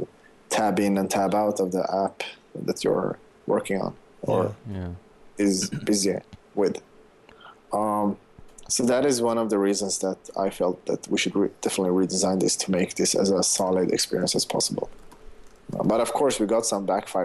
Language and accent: English; Sweden; I'm from Sweden.